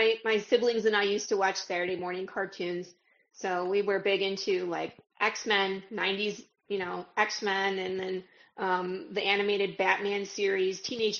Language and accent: English; Detroit, Michigan, United States; moved away as an adult; also born or lived in California; now in Texas, United States; I'm from Detroit, Michigan.